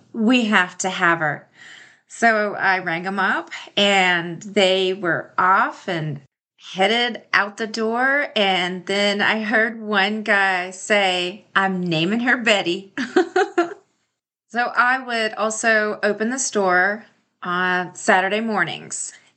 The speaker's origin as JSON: {"language": "English", "region": "the South", "country": "United States", "moved": "yes", "said": "I am from the South"}